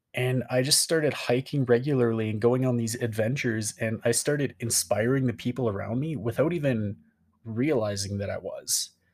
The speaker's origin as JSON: {"language": "English", "town": "Calgary", "region": "Alberta", "country": "Canada", "tie": "born or raised there", "moved": "as an adult", "said": "I came back to my hometown of, like, Calgary, Alberta, moved back 'cause I was like, \"Well, this is home"}